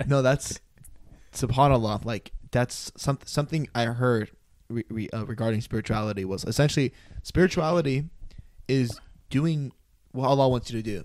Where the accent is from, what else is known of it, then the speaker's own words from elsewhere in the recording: United States; born and raised American